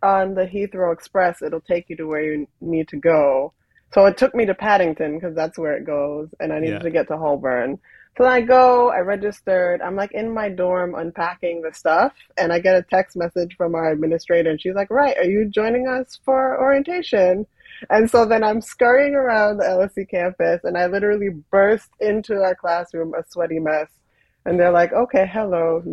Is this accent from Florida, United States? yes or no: no; Boston, Massachusetts, United States; moved away as an adult; also born or lived in St. Croix, US Virgin Islands; now in London, United Kingdom; I was born in St. Croix in the Virgin Islands, but we moved to Boston